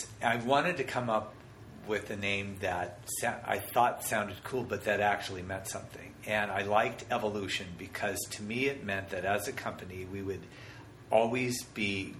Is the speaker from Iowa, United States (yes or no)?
no; Denver, Colorado, United States; Denver, Colorado.